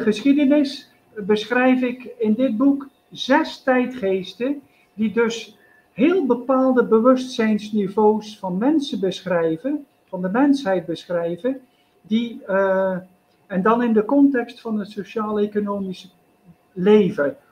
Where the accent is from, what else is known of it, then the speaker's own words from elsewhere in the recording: Zeelandic Flanders, Netherlands; moved away as an adult; now in India; mijn geboortestreek Zeeuws-Vlaanderen